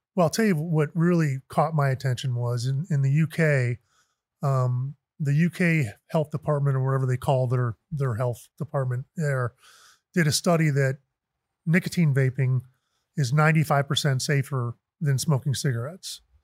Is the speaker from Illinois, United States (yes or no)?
yes; Chicago suburbs, Illinois, United States; also born or lived in San Francisco; now in Arizona, United States; I grew up in the Chicago suburbs.